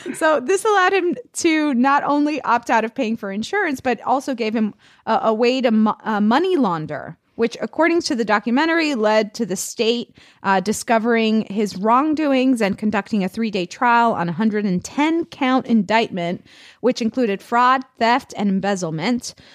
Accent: Florida, United States; English is a second language; I'm from Florida

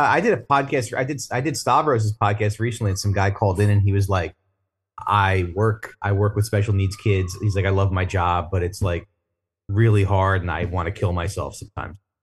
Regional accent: New Jersey, United States; moved away as an adult; now in Brooklyn, United States; I'm from Jersey originally, and, uh, I've been in Brooklyn for fifteen years

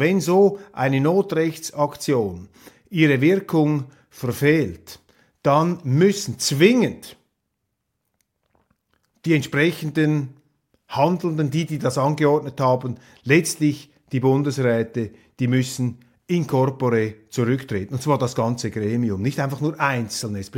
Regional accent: Switzerland

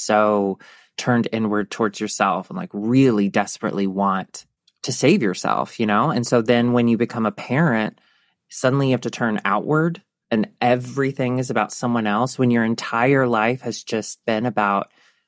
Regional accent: the South, United States; One thing, like, for our generation and growing up in the South, okay.

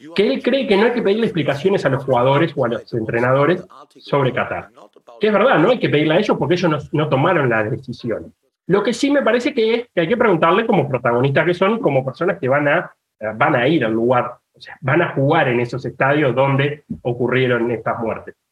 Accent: Uruguay; moved away; en Uruguay, de donde vengo

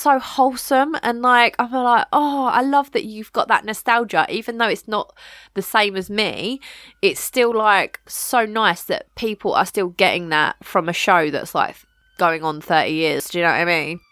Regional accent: United Kingdom; we are British

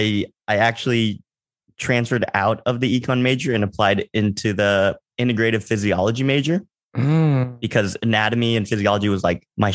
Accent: Kansas, United States; moved away as an adult; also born or lived in Los Angeles, California; now in New York, United States; Grew up in Kansas, born and raised

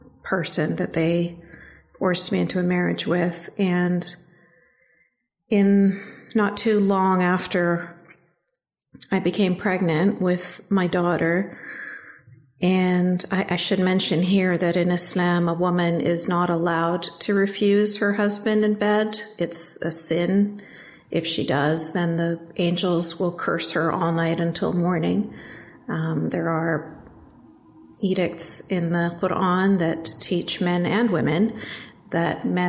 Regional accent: Canada; I was born and raised in Canada

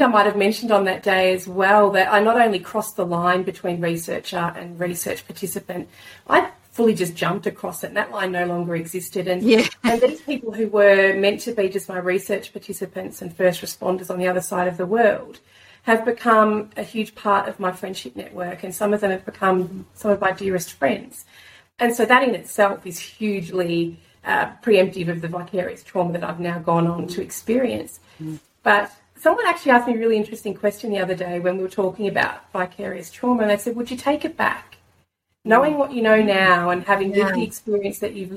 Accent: Australia; as an Australian here today

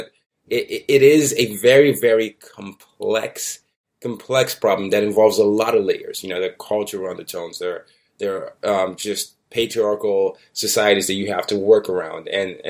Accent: Nigeria; moved away; I'm from Nigeria

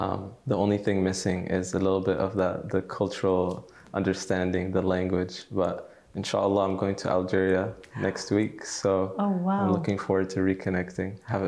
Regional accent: Dallas, Texas, United States; Yeah. So I was born and raised in Dallas, Texas, the United States. And my father is from Algeria and my mother is from Tunisia, but they met in California. And then they moved to Texas shortly before I was born.

